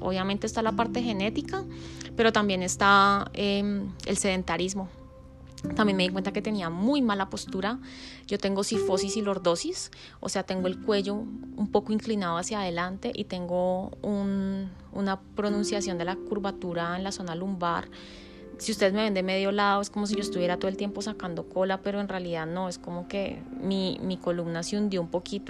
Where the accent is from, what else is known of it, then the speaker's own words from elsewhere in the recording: Colombia; moved away as an adult; also born or lived in Texas, United States; crecí en Colombia